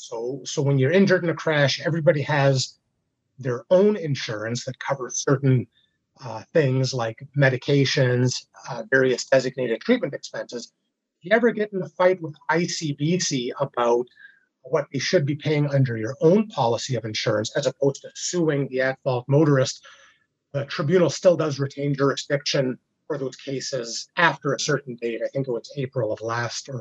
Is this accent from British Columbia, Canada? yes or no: yes; British Columbia, Canada; my rights as British Columbians